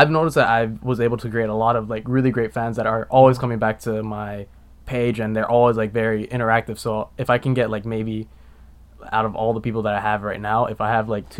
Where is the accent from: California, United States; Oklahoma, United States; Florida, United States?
Florida, United States; North Miami; I grew up in North Miami. North Miami okay. area, like Biscayne Park, Miami Shores area